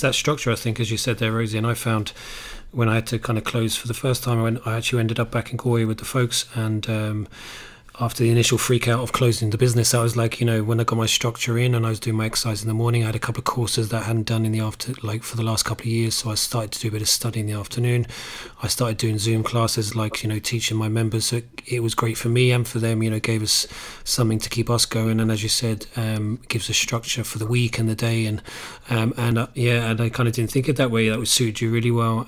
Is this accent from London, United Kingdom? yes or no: no; Cambridge, East of England, United Kingdom; now in Ireland; We grew up in Cambridge